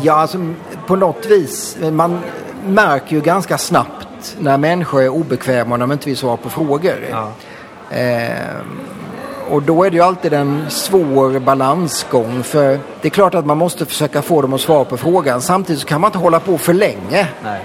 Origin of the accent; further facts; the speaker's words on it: Blekinge, Sweden; moved away as an adult; now in Stockholm, Sweden; kommer jag från Blekinge, eh, från en småstad eh, och eh, flyttade därifrån till Stockholm på 80-talet.